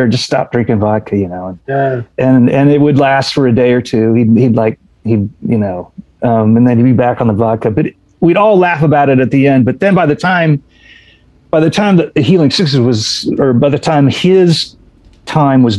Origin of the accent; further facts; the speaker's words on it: Indiana, United States; We're all from Indiana